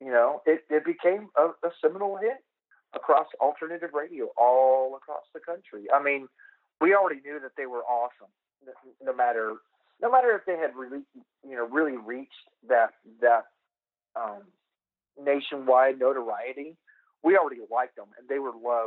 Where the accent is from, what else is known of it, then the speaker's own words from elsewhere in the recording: United States; the American kid